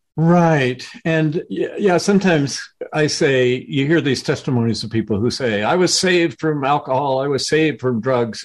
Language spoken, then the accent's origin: English; the South, United States; I was growing up in the South right as the civil rights movement was underway